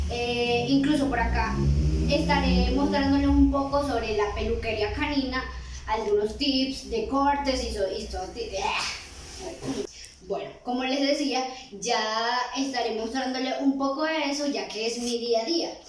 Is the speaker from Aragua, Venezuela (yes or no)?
yes; Cagua, Aragua, Venezuela; moved away as an adult; now in Medellín, Colombia; Pues soy de Venezuela, Maracay, Estado de Aragua, de un pueblito muy hermoso llamado Cagua. Algunos que me estén viendo pueden de seguro conocerlo. Así que, pero actualmente estoy viviendo en Colombia, Medellín.